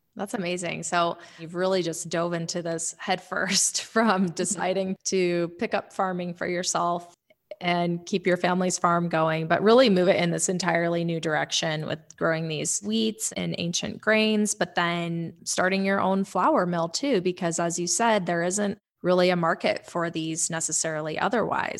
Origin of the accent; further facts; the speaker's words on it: Powell, Wyoming, United States; we grew up together in Powell